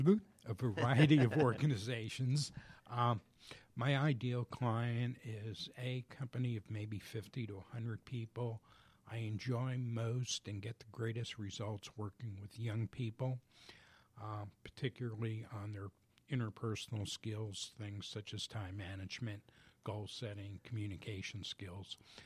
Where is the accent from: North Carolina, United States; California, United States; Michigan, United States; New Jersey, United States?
New Jersey, United States; now in Georgia, United States; I'm originally from New Jersey.